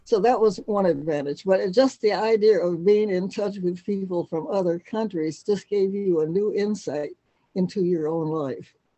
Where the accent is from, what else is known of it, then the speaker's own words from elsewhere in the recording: Cleveland, Ohio, United States; I was born in Cleveland, Ohio, back in 1927